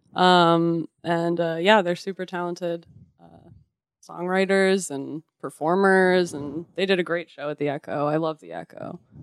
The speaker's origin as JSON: {"language": "English", "town": "San Francisco", "region": "California", "country": "United States", "moved": "as an adult", "lives_now": "Los Angeles, United States", "said": "I'm from San Francisco"}